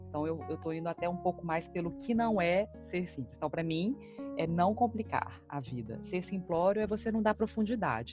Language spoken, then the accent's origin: Portuguese; Belo Horizonte, Minas Gerais, Brazil; moved away as an adult; now in Boston, United States; sou natural de Belo Horizonte